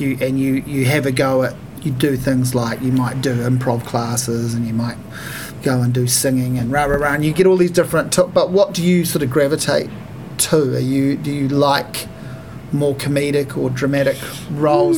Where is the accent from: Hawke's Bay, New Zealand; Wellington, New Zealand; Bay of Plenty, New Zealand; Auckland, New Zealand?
Hawke's Bay, New Zealand; I'm from Hawke's Bay